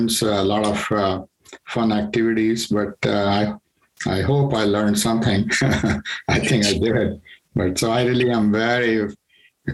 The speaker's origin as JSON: {"language": "English", "country": "India", "moved": "yes", "said": "I'm from India"}